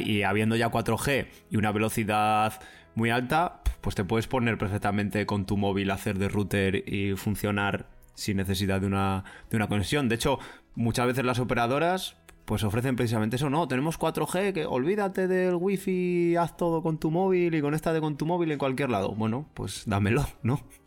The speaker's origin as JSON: {"language": "Spanish", "country": "Spain", "said": "soy español"}